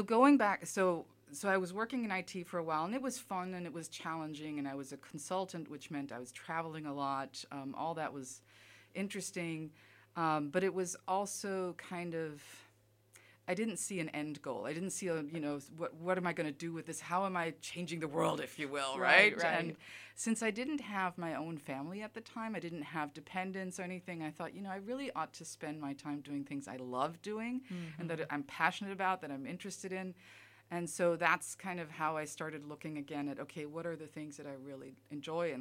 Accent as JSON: {"language": "English", "country": "Germany", "tie": "born or raised there", "also_born_or_lived": "Kansas, United States", "moved": "as an adult", "lives_now": "Alabama, United States", "said": "I grew up in Germany most of my life"}